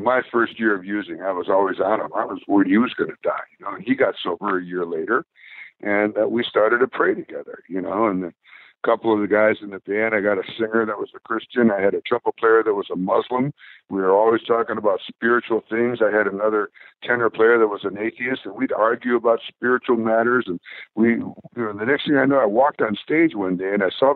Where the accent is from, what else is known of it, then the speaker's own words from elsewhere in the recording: Bay Area, California, United States; we're from the Bay Area